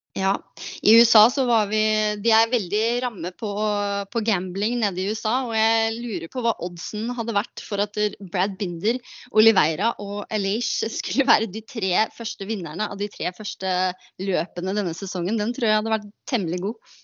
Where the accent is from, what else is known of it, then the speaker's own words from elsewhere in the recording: Norway; moved away as an adult; also born or lived in United States; hjemme i Norge